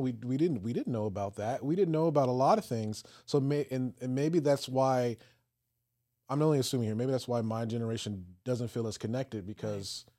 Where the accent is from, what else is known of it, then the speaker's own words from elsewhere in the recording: Virginia, United States; So I grew up in Virginia uh-huh. um, in the peninsula area.